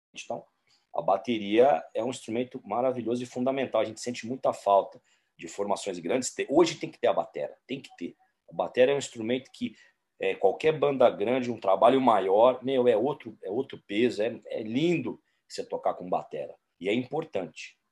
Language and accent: Portuguese; São Paulo, Brazil; aqui em São Paulo, como um bom paulistano